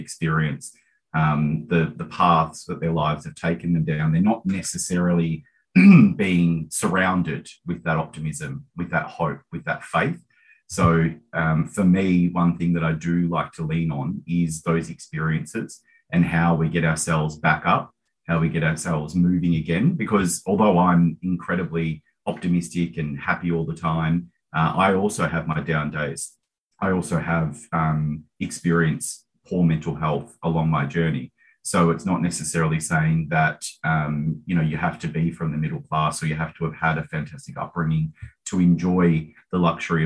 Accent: Mornington Peninsula, Victoria, Australia; I grew up in Housing Commission down on the Mornington Peninsula

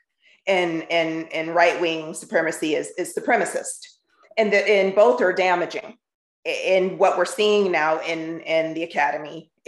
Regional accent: Southern California, United States; now in Philadelphia, United States; I'm from born and raised in Southern California. I speak how people in Southern California speak. I now live in Philly.

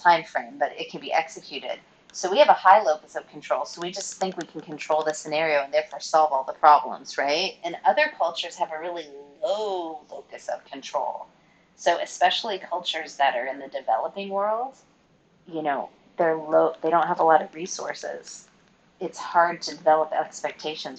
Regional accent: United States; moved away as an adult; also born or lived in Chattanooga, Tennessee / China; now in New Zealand; As an American

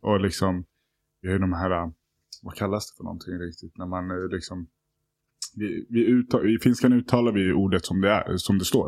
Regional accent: Stockholm, Stockholm County, Sweden; Jag växte upp i Hässelbygård mm. mina första år

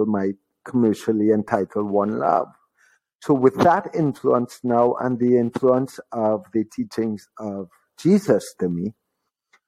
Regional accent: Trinidad & Tobago; also born or lived in Florida; growing up in Trinidad

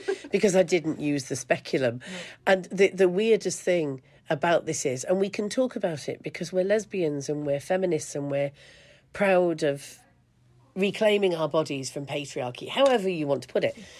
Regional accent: England, United Kingdom; I grew up in England, in the UK

